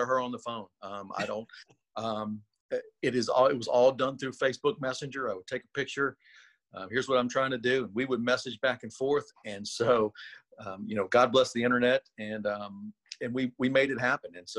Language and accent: English; Louisiana, United States; I'm from Louisiana